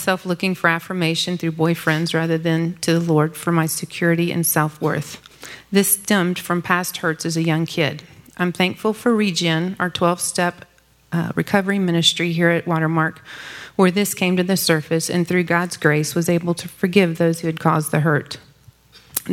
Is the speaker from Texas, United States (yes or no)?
yes; Dallas, Texas, United States; I grew up in Dallas